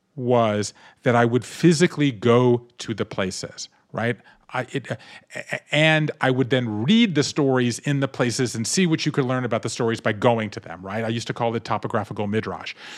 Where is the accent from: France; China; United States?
United States; Savannah, Georgia; I grew up in Savannah, Georgia